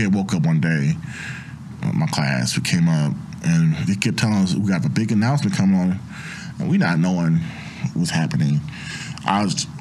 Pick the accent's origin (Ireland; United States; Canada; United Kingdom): United States; Oakland, California; moved away as an adult; now in central Illinois, United States; I grew up in Oakland, California